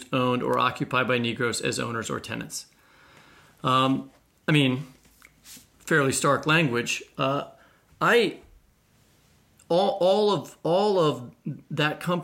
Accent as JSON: {"language": "English", "town": "Kansas City", "region": "Missouri", "country": "United States", "tie": "born or raised there", "said": "my hometown of Kansas City"}